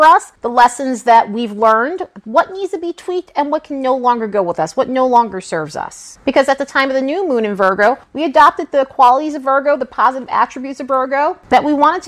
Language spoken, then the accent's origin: English; New York, United States; growing up in New York